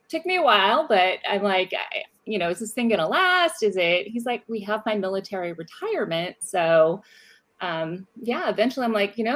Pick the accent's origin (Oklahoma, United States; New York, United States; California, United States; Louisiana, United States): California, United States; Richmond; moved away as an adult; I grew up in Northern California in the San Francisco Bay Area, a little town or a little big town called Richmond